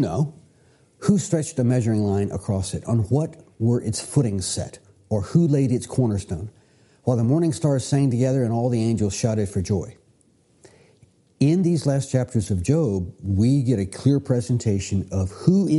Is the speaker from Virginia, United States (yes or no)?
yes; Virginia, United States; I grew up here in Virginia. Going to Virginia Beach was a normal family trip.